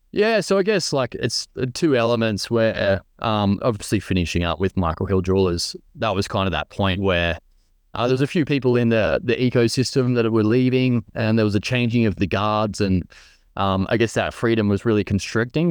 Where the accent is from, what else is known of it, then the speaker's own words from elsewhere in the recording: Central Coast, New South Wales, Australia; growing up on the Central Coast, uh, New South Wales